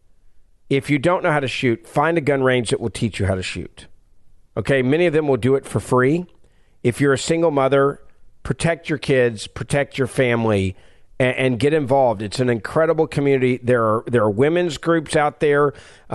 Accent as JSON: {"language": "English", "town": "Memphis", "region": "Tennessee", "country": "United States", "tie": "born or raised there", "said": "my hometown of Memphis, Tennessee"}